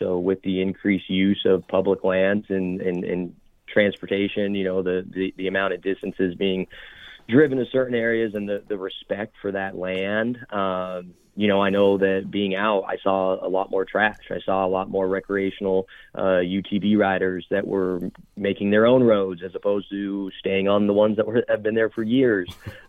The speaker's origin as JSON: {"language": "English", "region": "Nevada", "country": "United States", "tie": "born or raised there", "said": "Chukar hunting is just something I was raised around in Northern Nevada. I'm grateful for my father to get me involved."}